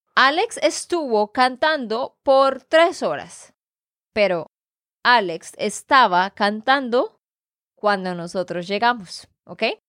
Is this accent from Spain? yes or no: no; Santander, Colombia; de Santander, Colombia